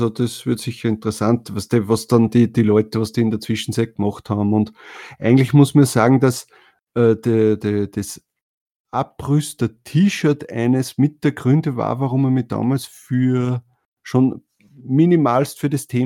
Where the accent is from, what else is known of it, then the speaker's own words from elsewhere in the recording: Austria; also bei uns in Österreich heißt das Bundes Bundesheer und in Deutschland heißt der Bundeswehr.